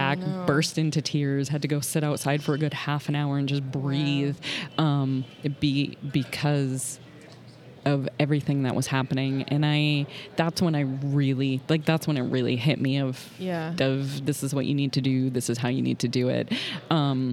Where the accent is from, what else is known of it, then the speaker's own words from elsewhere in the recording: Boston, Massachusetts, United States; I'm from the Boston area